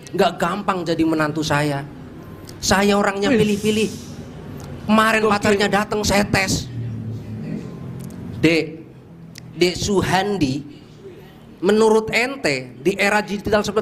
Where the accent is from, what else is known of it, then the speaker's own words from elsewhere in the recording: Cilacap, Central Java, Indonesia; saya dari Cilacap dan saya tukang nasi goreng.